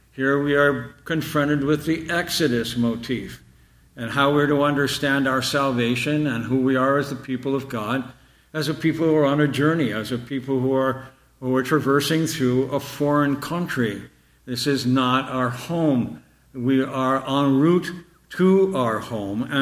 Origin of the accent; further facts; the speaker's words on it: Canada; born there; my parents immigrated from Ireland. And I was born in Canada. And all of my youth, I was very much aware that my parents were aliens and strangers